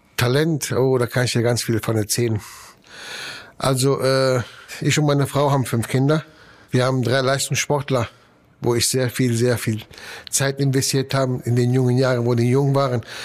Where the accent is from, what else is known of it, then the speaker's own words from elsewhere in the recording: Italy; now in Germany; ich bin Italiener